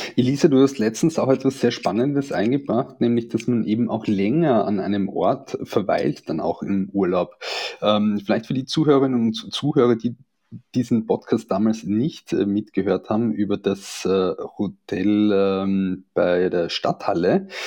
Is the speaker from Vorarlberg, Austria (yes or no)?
no; Carinthia, Austria; now in Vienna, Austria; bin ich aus Kärnten und ähm, äh, wohne ja in Wien hier und arbeite in Wien und besuche manchmal die Familie